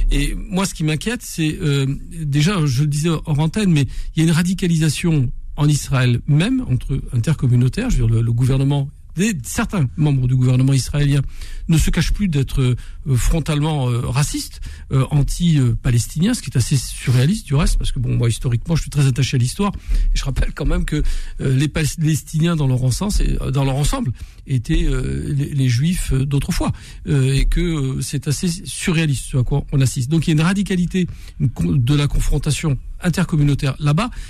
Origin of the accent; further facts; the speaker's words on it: Marseille, Provence-Alpes-Côte d'Azur, France; En tant que Marseillais